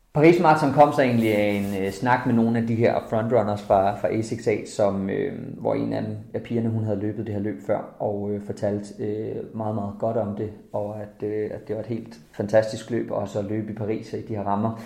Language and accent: Danish; Jutland, Denmark; moved away; Jeg er fra Jylland af, så det er ikke på landet.